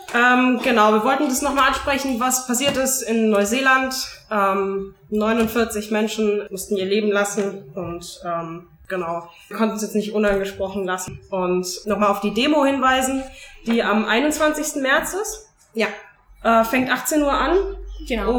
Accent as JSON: {"language": "German", "country": "Italy", "second_language": "German", "moved": "as an adult", "lives_now": "Germany"}